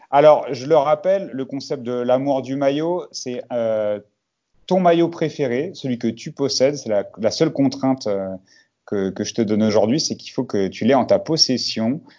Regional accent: Marseille, Provence-Alpes-Côte d'Azur, France; en tant que Marseillaise, c'est pas comme s'il n'y avait pas un Marseillais qui brillait

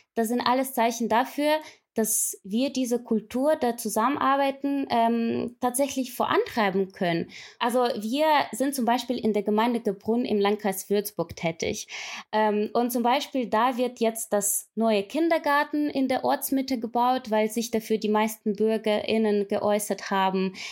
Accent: Ukraine; moved away as an adult; ich komme ursprünglich aus der Ukraine und war damals bei der ukrainischen Revolution live mit dabei

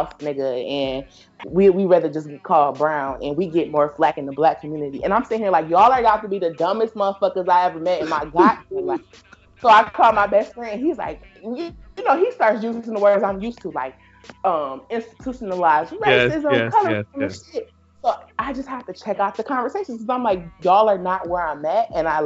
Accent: Detroit, Michigan, United States; moved away; I'm from Detroit, I always talk about how my family is hood as fuck

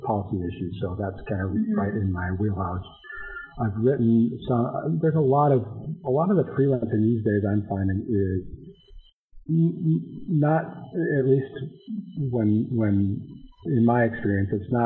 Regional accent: North Dakota, United States; moved away; also born or lived in Washington, D.C. / Minnesota; I'm from North Dakota originally

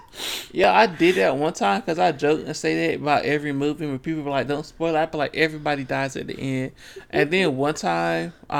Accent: Williamston, United States; I'm from Williamston.

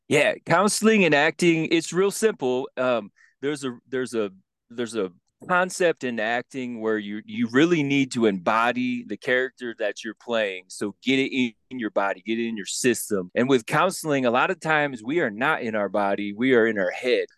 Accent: Grand Rapids, Michigan, United States; now in Denver, United States; Originally from a little place in Michigan, but I'm in the Mile High City, Denver, Colorado

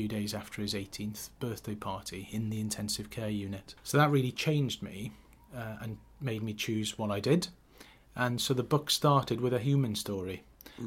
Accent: Neath, Wales, United Kingdom; also born or lived in Western Australia / Cardiff; I was born in Neath, in a small village

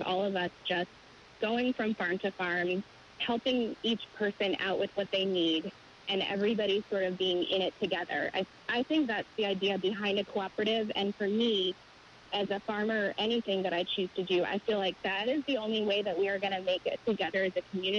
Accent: Illinois, United States; also born or lived in upstate New York; now in Washington, D.C., United States; I grew up partly in Illinois. But we moved around a little bit, and I had spent some time in upstate New York before coming here.

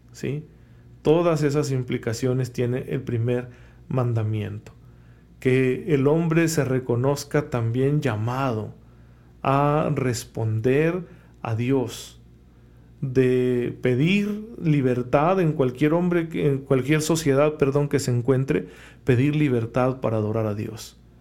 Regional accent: Saucillo, Chihuahua, Mexico; moved away; mi pueblo, a, al bonito Saucillo

